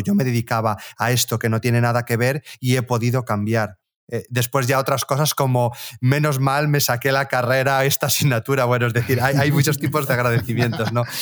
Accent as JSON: {"language": "Spanish", "region": "Galicia", "country": "Spain", "tie": "born or raised there", "said": "yo volví a mi ciudad natal, aquí en, en, Galicia, el pueblo donde básicamente me crié"}